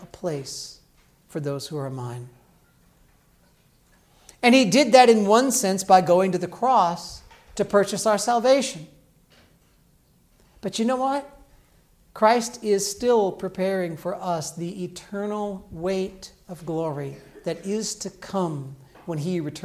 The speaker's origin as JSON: {"language": "English", "region": "Illinois", "country": "United States", "tie": "born or raised there", "said": "When I grew up in Illinois, in a Southern Baptist church"}